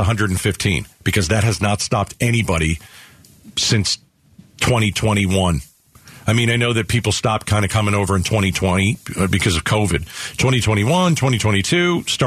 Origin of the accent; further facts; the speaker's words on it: New York, United States; moved away; also born or lived in New Jersey; I'm from New York